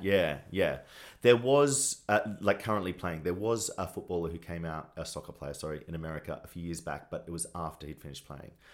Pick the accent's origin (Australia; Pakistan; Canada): Australia; moved away as an adult; now in Los Angeles, United States; as a young gay boy in Australia.